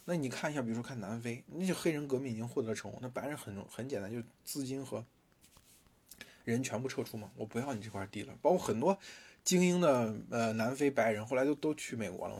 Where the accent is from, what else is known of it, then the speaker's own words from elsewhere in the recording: China; 因为我们不是中国人嘛